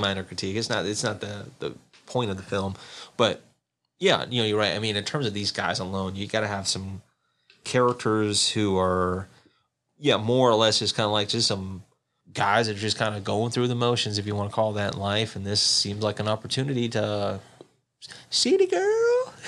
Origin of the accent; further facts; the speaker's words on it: the South, United States; moved away; I grew up in the South